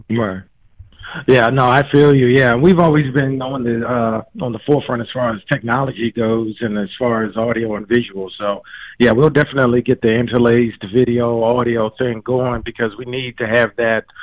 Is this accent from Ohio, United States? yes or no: yes; Cincinnati, Ohio, United States; Like I'm from Cincinnati.